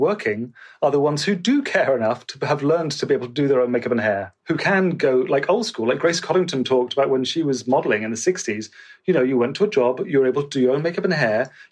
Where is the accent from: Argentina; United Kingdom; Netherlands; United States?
United Kingdom; Bristol, South West England; moved away as an adult; also born or lived in London; stuff I'd done in Bristol, which is my hometown.